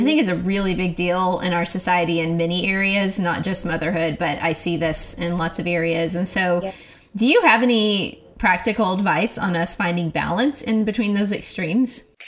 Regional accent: Oklahoma, United States; moved away as an adult; now in Texas, United States; I am from Oklahoma, but I have lived in Texas for a long time now, I guess 11 years

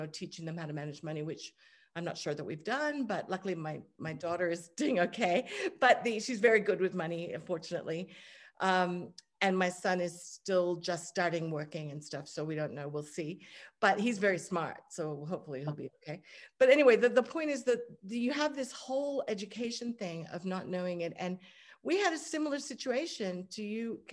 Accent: Hong Kong; I grew up in Hong Kong

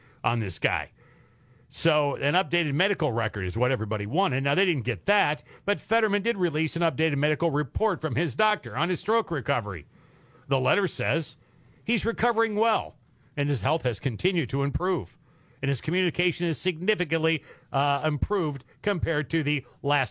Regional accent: Midwest, United States; I grew up in the Midwest

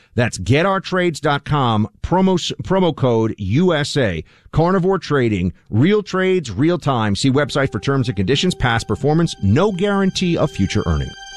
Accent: New York, United States; I grew up here in New York

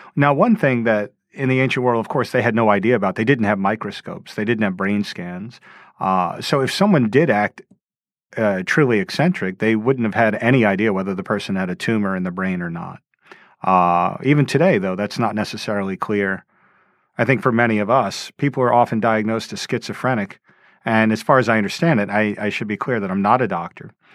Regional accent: Louisiana, United States; moved away; I grew up in Louisiana in a suburb

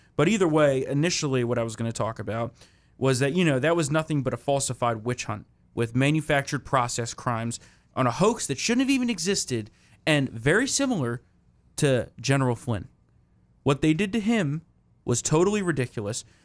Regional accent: New Jersey, United States; the state of New Jersey, my home state

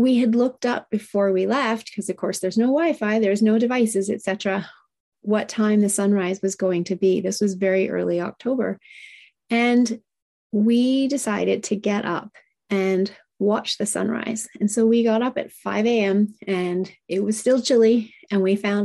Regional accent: Japan; now in Canada; I was raised in Japan and I speak Japanese

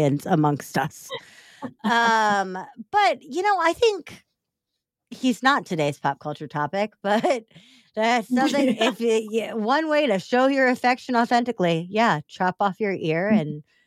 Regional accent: Missouri, United States; now in Chicago, United States; I'm from Missouri

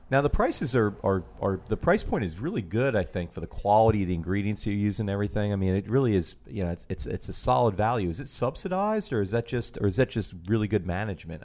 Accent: New York, United States; now in New Orleans, United States; growing up in New York

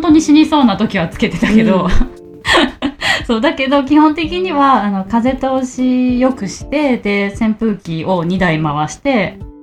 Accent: Osaka, Japan; moved away as an adult; now in Taiwan; 大阪から

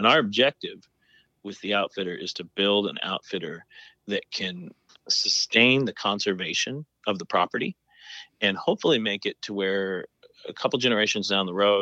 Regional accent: Colorado, United States; now in Texas, United States; I grew up in Colorado

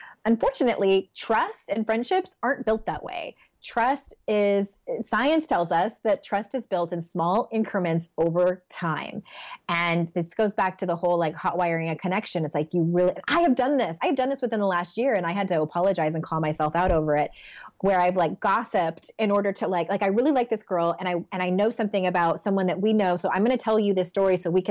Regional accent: San Diego, California, United States; moved away as an adult; also born or lived in Utah; I'm born and raised in San Diego. We were there for 36 years, and then we moved to Utah for a couple of years

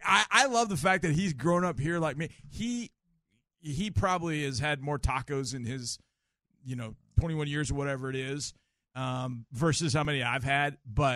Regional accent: Texas, United States; I was from Texas

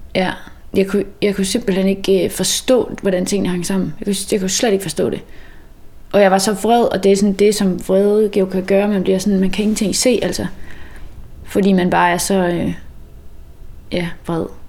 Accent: Mols, Central Denmark Region, Denmark; moved away as an adult; also born or lived in Copenhagen / Aarhus / Klitmøller; jeg er egentlig vokset op øh, på Mols

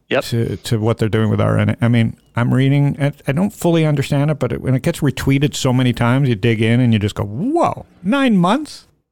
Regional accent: United States; I'm American.

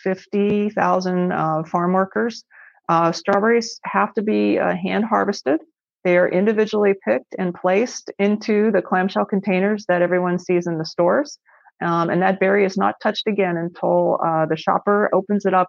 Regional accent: Western Pennsylvania, United States; moved away as an adult; I grew up in Western Pennsylvania, in a rural area, on a very small family farm.

